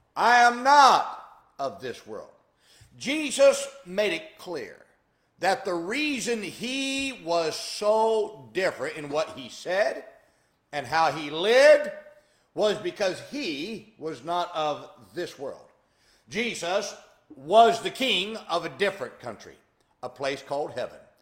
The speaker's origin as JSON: {"language": "English", "country": "United States", "tie": "born or raised there", "said": "I grew up in America"}